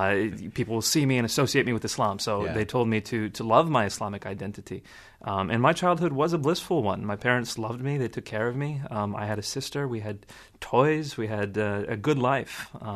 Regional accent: Scotland, United Kingdom; accent: Scottish; I got beat up for being a Pakistani Muslim kid with the Scottish accent.

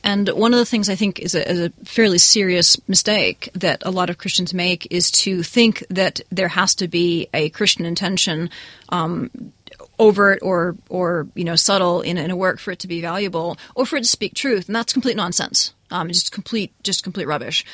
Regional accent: New England, United States; This is where I grew up. I'm from New England

